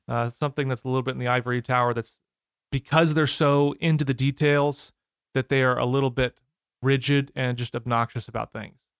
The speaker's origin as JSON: {"language": "English", "town": "Edwardsville", "region": "Illinois", "country": "United States", "tie": "born or raised there", "also_born_or_lived": "St. Louis, Missouri", "moved": "yes", "said": "I grew up in the Saint Louis area"}